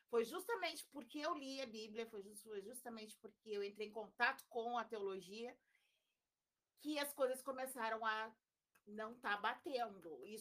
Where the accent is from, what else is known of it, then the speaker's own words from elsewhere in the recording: Rio Grande, Rio Grande do Sul, Brazil; now in Porto Alegre, Brazil; Aí eu vim embora para Porto Alegre, né? vim de Rio Grande para Porto Alegre.